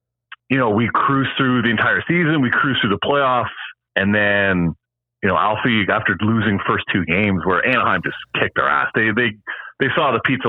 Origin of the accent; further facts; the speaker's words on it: Ottawa, Ontario, Canada; also born or lived in Asia; now in Vancouver, Canada; So kind of I'm in Vancouver now, yeah. But grew up in Ottawa. I actually lived in Asia for a long time